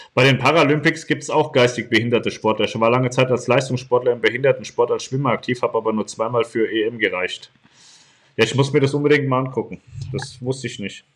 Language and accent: German; Poland; ich bin in Polen geboren worden. Bin ein Pole.